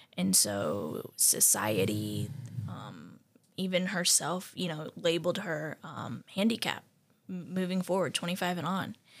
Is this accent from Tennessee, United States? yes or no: yes; Tennessee, United States; I grew up in Tennessee